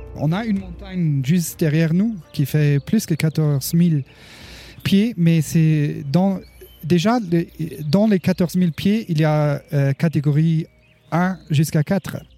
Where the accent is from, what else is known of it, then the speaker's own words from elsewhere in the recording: Luxembourg; moved away as an adult; now in Colorado, United States; j'ai travaillé 11 ans à la douane luxembourgeoise avant que j'ai euh, déménagé aux États-Unis. Et j'étais aussi euh, ambulancier et pompier volontaire au Luxembourg.